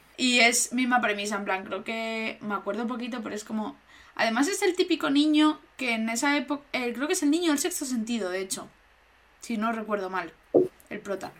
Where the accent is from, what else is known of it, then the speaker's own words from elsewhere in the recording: Region of Murcia, Spain; mi pueblo está cerca de Lorca, pero realmente no está cerca, pero entra dentro de Murcia